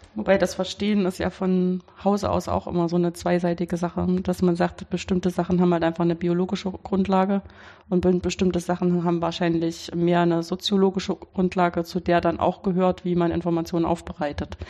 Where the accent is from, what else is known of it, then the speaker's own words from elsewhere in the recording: Weimar, Thuringia, Germany; now in Karlsruhe, Germany; ich bin in Weimar, das ist meine Heimatstadt